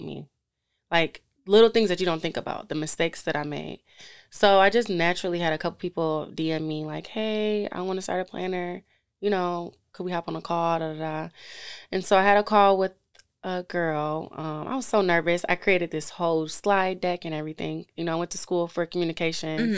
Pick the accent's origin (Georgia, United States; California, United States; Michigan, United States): Michigan, United States; Detroit; I'm from Detroit